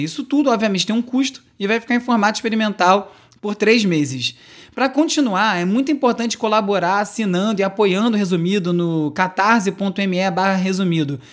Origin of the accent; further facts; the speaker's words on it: São José dos Pinhais, Paraná, Brazil; eu sou de São José dos Pinhais, do Paraná